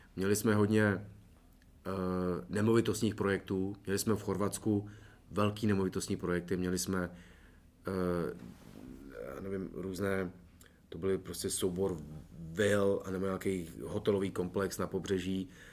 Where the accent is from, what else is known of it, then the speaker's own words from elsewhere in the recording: Czechia; jsem Čech